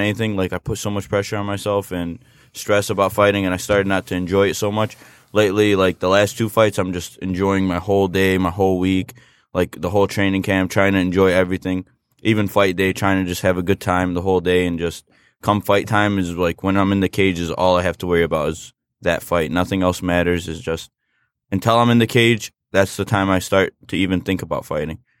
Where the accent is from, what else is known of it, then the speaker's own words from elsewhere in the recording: United States; I'm an American citizen. I was born and raised here